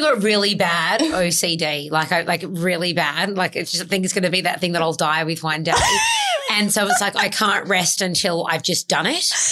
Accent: Adelaide, South Australia, Australia; moved away as an adult; now in Sydney, Australia; I moved from my hometown of Adelaide to Sydney when I was 24 at the time

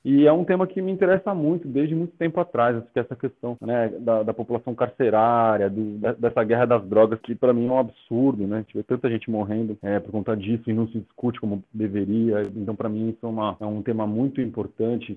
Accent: São Paulo, Brazil; eu fazia pichação quando era moleque aqui em São Paulo

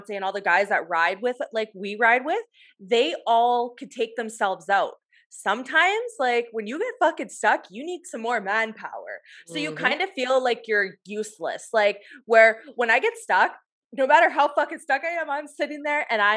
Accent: Ontario, Canada; I'm from Ontario

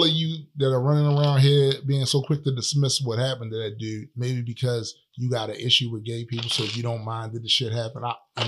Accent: Baltimore, Maryland, United States; Born and raised in Baltimore

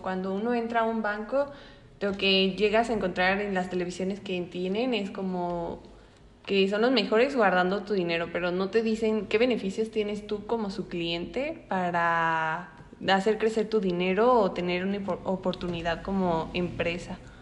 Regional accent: Mexico

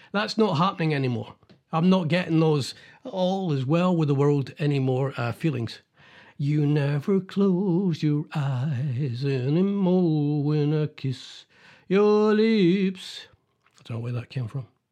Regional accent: Scotland, United Kingdom; being Scottish

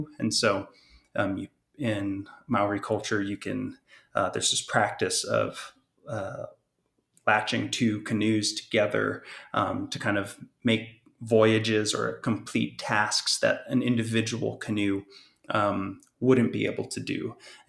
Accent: Hawaii, United States; I'm, as you mentioned in my introduction, I'm Native Hawaiian, Kanaka O'iwi, and in Native Hawaiian belief systems

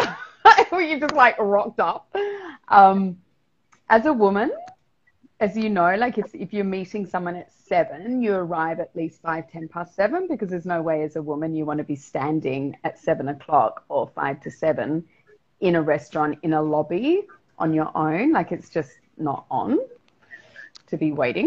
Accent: South Australia, Australia; now in Mexico; I'm from South Australia.

